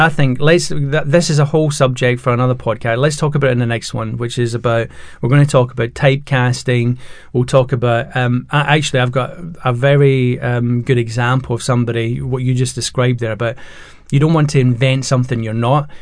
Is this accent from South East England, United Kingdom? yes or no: no; Scotland, United Kingdom; now in England; I'm Scottish and the you know living in England